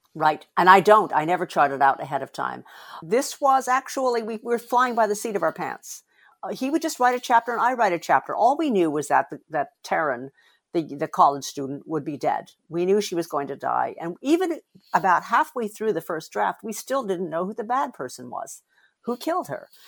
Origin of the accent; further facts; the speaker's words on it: United States; I'm Asian American